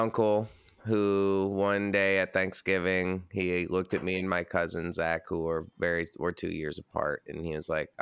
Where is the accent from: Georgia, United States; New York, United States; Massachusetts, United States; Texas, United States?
New York, United States; Red Hook; also born or lived in Brooklyn, New York; I'm born and raised in New York, and now I live in Brooklyn